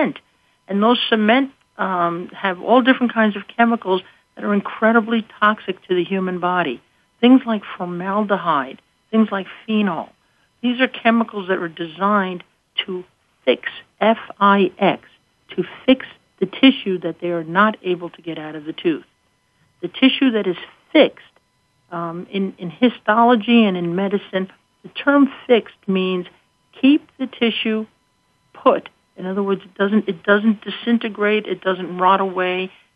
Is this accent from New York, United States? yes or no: yes; New York, United States; now in Scranton, United States; I come from New York, so I say gutta percha.